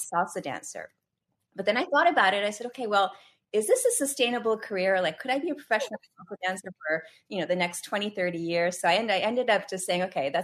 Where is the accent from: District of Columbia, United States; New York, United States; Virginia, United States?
New York, United States; also born or lived in India; I am from New York and I still live in New York